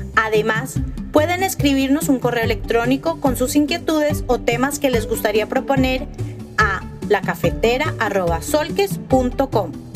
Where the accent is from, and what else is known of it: Colombia